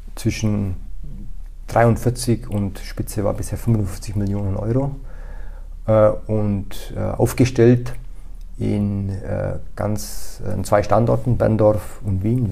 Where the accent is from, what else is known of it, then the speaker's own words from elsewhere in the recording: Allgäu, Bavaria, Germany; moved away; also born or lived in Austria; ich bin Deutscher, also in der Region Allgäu